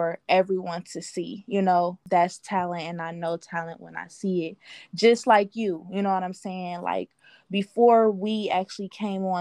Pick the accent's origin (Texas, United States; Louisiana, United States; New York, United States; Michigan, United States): Michigan, United States; Detroit; I'm coming from Detroit